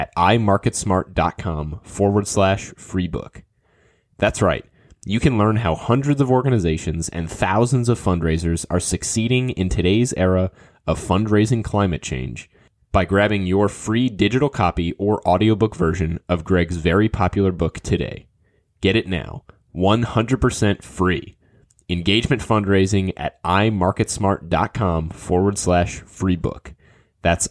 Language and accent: English; New Orleans, Louisiana, United States; I grew up in New Orleans.